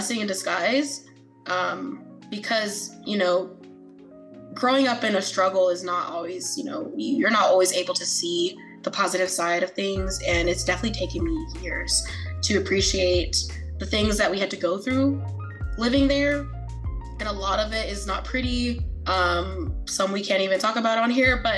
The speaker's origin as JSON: {"language": "English", "town": "New York City", "region": "New York", "country": "United States", "tie": "born or raised there", "also_born_or_lived": "Queens, New York", "said": "growing up in Brooklyn, New York, and then going to Queens"}